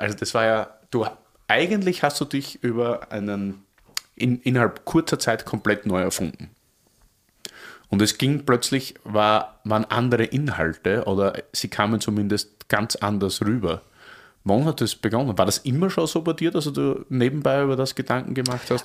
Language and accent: German; Oberlungitz, Styria, Austria; now in Berlin, Germany; ich komme eigentlich so vom Land, Oberlungitz, wunderschöner Ort mit heißen 280 Einwohnern und daneben eine kleine Stadt Hartberg. Und ich bin im Wirtshaus aufgewachsen